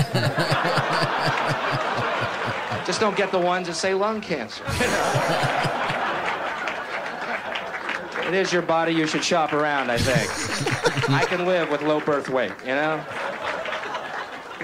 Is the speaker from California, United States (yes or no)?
no; Houston, Texas, United States; I'm from Houston, Texas